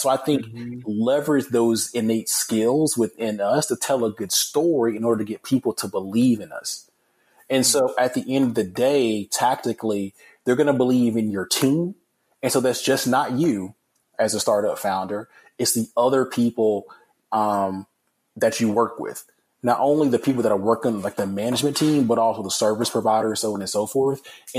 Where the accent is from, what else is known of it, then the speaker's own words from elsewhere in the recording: Alabama, United States; And so, again, I'm from Alabama. I love like University of Alabama football.